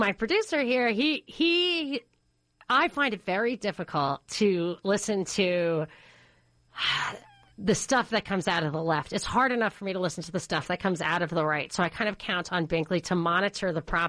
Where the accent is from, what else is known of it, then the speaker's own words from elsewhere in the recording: New York, United States; I grew up in New York